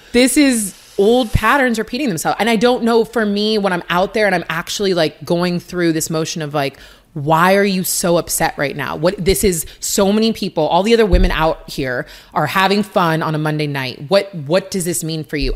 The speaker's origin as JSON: {"language": "English", "town": "Seattle", "region": "Washington", "country": "United States", "tie": "born or raised there", "said": "University of Washington in my hometown"}